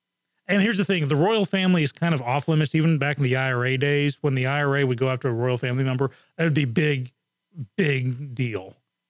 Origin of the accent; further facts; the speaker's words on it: Japan; also born or lived in England; growing up in Japan and England, you know, topless was the thing